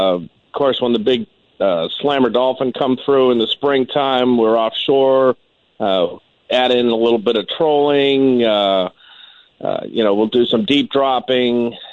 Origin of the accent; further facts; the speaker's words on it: South Florida, United States; I'm 39 years old, and I got my captain's license at the age of 19. I grew up in South Florida. Since I was 10 years old.